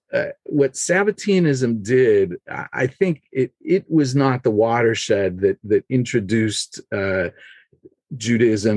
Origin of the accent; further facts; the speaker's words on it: Los Angeles, California, United States; moved away as an adult; also born or lived in Jerusalem; I grew up in Los Angeles, and then I lived for 10 years in Jerusalem